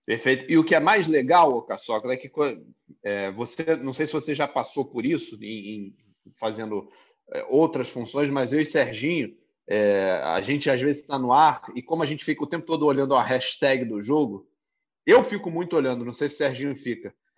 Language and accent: Portuguese; Rio de Janeiro, Brazil; eu sou do Rio de Janeiro